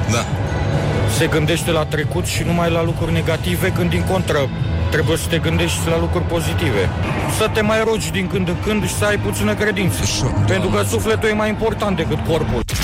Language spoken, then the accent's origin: Romanian; Moldavia, Romania; sunt din Moldova